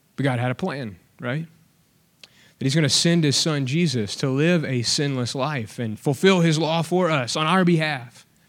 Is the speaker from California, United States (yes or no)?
no; Alabama, United States; now in Texas, United States; I'm from Alabama